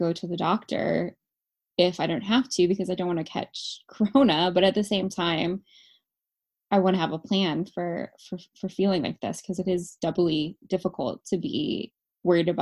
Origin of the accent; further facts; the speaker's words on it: California, United States; moved away; I'm from California originally